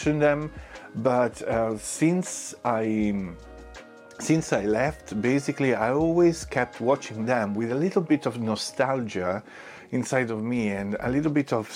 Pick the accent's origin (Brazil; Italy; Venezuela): Italy; English is a second language; now in London, United Kingdom